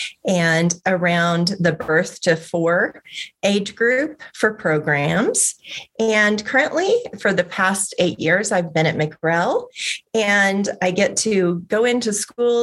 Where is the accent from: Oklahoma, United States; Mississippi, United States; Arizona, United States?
Oklahoma, United States; moved away; I grew up in Oklahoma, where all my family still remains